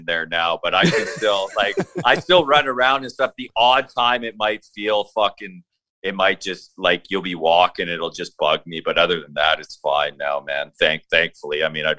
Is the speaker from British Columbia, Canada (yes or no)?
yes; Victoria, British Columbia, Canada; I'm from Victoria, British Columbia, Canada.